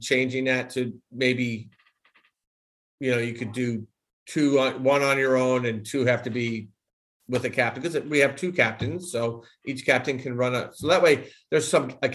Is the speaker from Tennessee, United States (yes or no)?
no; Westchester, New York, United States; now in Albion, United States; growing up in Westchester, and it's not the Westchester that it is now